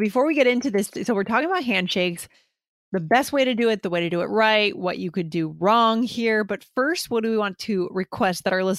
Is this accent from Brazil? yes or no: yes; Brazil; English is a second language